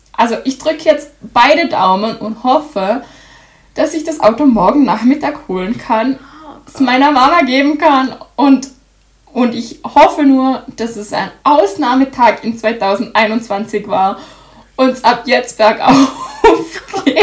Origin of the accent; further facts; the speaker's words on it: Austria; bei uns in Österreich